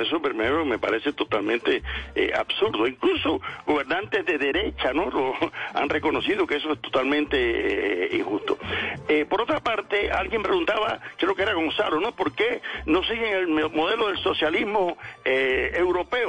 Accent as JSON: {"language": "Spanish", "country": "Cuba", "also_born_or_lived": "Santa Clara, Cuba", "said": "Yo hablo de Cuba, que soy cubano y resido en Cuba, en Santa Clara, no en La Habana"}